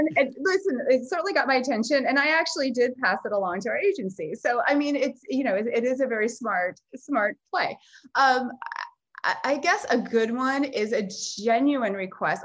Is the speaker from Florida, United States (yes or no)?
yes; South Florida, United States; growing up, I grew up in South Florida